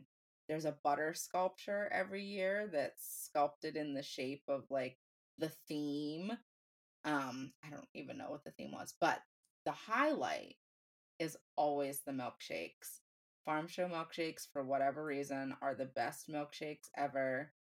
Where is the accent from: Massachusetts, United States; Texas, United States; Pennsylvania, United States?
Pennsylvania, United States; Franklin County; Franklin County Fair is the fair in my hometown, my home county.